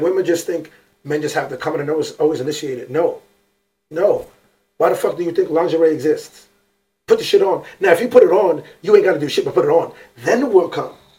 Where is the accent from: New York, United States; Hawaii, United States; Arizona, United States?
New York, United States; I'm from New York